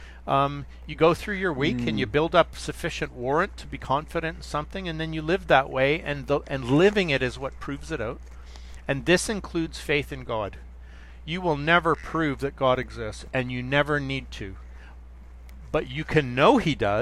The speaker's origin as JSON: {"language": "English", "country": "Canada", "said": "I'm from Canada"}